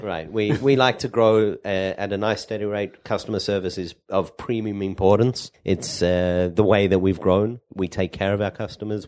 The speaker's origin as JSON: {"language": "English", "town": "Perth", "region": "Western Australia", "country": "Australia", "tie": "born or raised there", "also_born_or_lived": "Sydney, Australia", "moved": "as an adult", "lives_now": "Israel", "said": "I am from Perth, Australia, the Western side, small Jewish community, ten thousand, uh, Jews now. When I grew up, it was probably six thousand"}